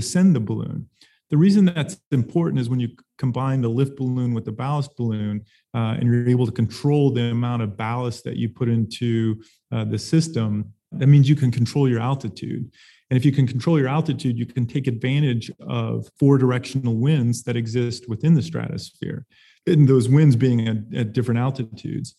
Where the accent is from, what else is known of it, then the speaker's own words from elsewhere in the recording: Arizona, United States; also born or lived in Pacific Northwest; now in Tucson, United States; I'm born and raised in Arizona